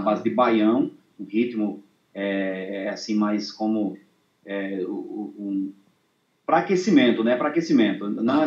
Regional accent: São Vicente, Rio Grande do Norte, Brazil; Eu sou aqui de São Vicente, no Rio Grande do Norte

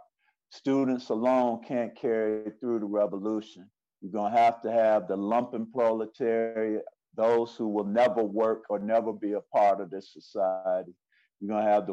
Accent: Cleveland, Ohio, United States; moved away as an adult; also born or lived in Virginia; I was born and raised in Cleveland, Ohio, by way of Africa

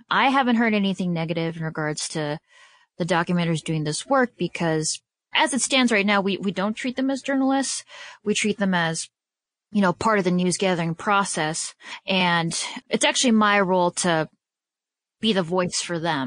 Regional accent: Detroit, Michigan, United States; also born or lived in Chicago, Illinois; the organization I, that really, you know, helped form and shape me as a journalist is coming to my hometown

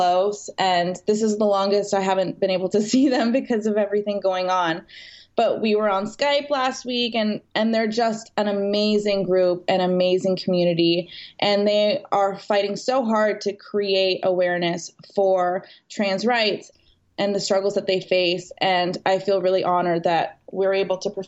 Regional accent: Canada; moved away as an adult; now in West Hollywood, United States; I grew up in Canada. I moved to West Hollywood

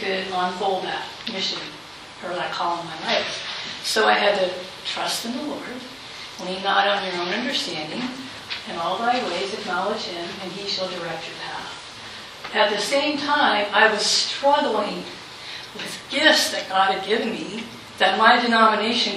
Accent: Halifax, Nova Scotia, Canada; I'm from Halifax, Nova Scotia

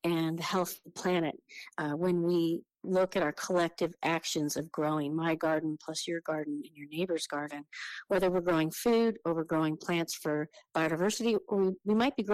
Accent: a county just south of the Oregon border, California, United States; also born or lived in Sonoma County, California; I was born there, but we moved shortly after that to a county just south of the Oregon border, very close to where the Ewok scenes in Star Wars were filmed.

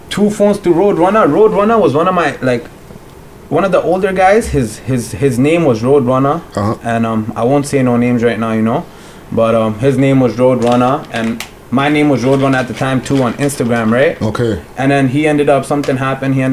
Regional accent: Pakistan; Pakistan. I'm from Pakistan.

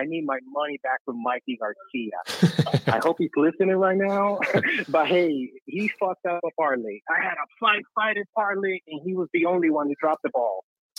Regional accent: Cuba; moved away; I don't know if you can tell by my accent, I grew up in Cuba.

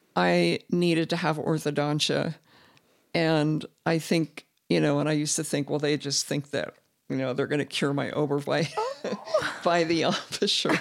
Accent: southern Indiana, United States; moved away as an adult; also born or lived in Bloomington, Indiana; now in Utah, United States; I grew up in southern Indiana, but, um, really close to Cincinnati

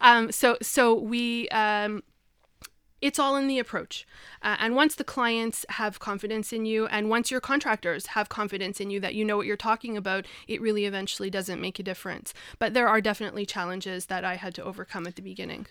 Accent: Montreal, Quebec, Canada; moved away as an adult; also born or lived in Vancouver; I'm from from Montreal, born and raised.

